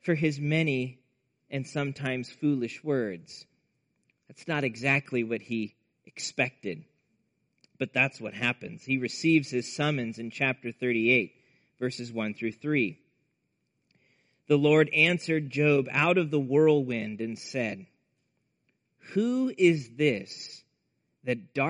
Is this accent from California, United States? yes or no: no; Nebraska, United States; growing up in Nebraska in the Midwest